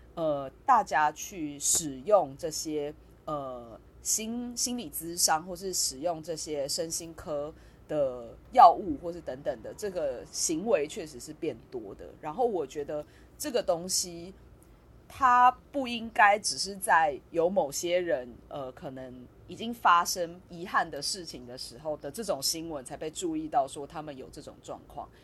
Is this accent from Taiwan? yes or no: yes; Taiwan; 但我们在台湾跟我们，我们可能会讲八年级、十年级这个这群人